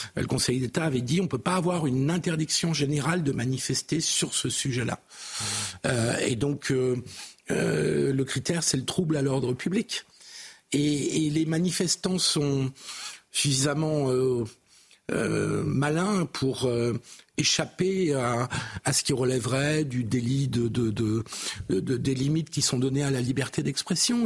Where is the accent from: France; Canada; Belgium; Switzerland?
France; en tant que républicain laïque et en tant que français